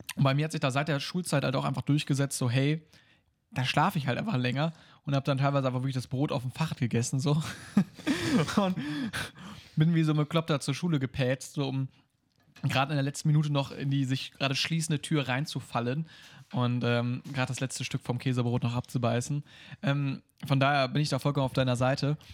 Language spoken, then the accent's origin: German; Germany; als Deutscher